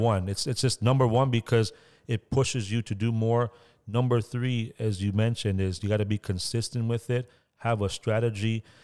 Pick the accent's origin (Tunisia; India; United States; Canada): Canada; Toronto, Ontario; where I grew up was in Scarborough